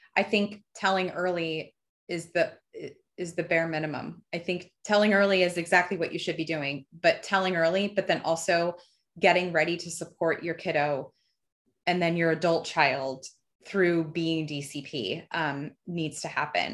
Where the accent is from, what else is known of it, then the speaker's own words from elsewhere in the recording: New Jersey, United States; also born or lived in Fort Myers, Florida; I grew up in Jersey